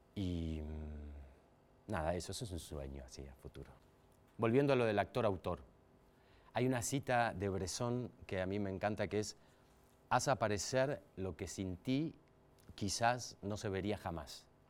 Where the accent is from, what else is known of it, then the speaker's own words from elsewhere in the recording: Mar del Plata, Buenos Aires Province, Argentina; now in Buenos Aires, Argentina; soy de Mar del Plata